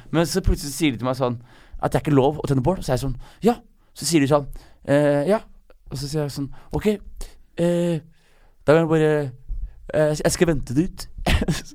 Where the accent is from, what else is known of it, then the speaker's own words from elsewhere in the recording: Skien, Telemark, Norway; I Skien, der jeg er fra